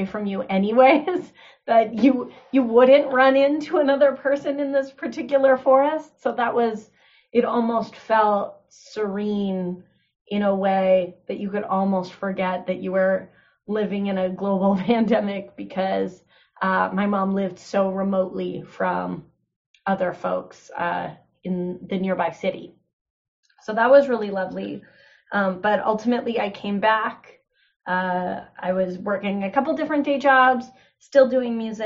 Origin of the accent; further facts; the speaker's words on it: Kenora, Ontario, Canada; also born or lived in Toronto, Canada; now in Peterborough, Canada; I chose to spend the first 6 months in my hometown of Kenora living with my mom